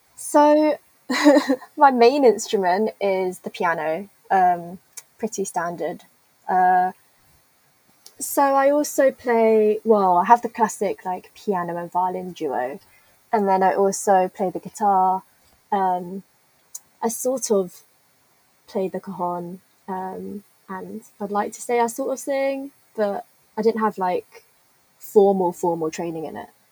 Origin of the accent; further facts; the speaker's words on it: London, United Kingdom; moved away as an adult; now in Birmingham, United Kingdom; I'm from London